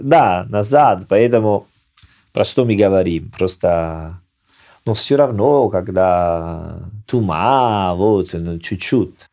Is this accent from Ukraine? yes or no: no; Salerno, Campania, Italy; Russian is a second language; now in Russia; Я из Салерно, мы ем рыба два-три раза в неделю